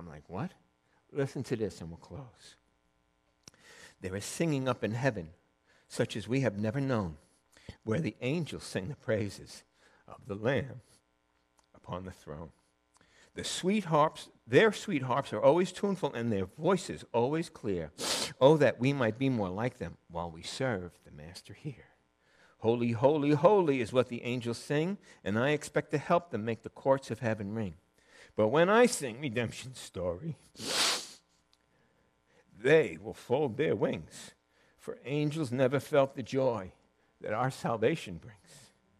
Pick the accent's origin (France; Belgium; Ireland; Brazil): Ireland; I think it's my first time going over. I'm Irish.